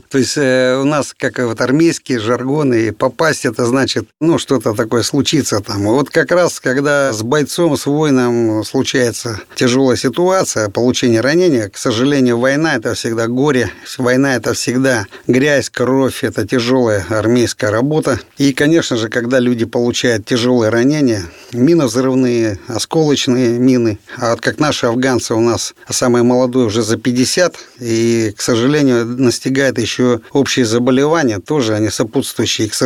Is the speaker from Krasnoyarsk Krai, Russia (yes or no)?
yes; Krasnoyarsk, Krasnoyarsk Krai, Russia; Да, я родился и вырос в Красноярске. Я сибиряк, был призван в ряды вооруженных сил СССР 22 апреля 1984 года.